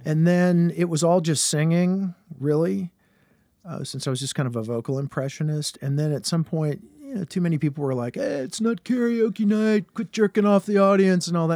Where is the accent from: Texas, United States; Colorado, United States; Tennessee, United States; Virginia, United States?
Virginia, United States; Richmond; I'm from Richmond, Virginia is my hometown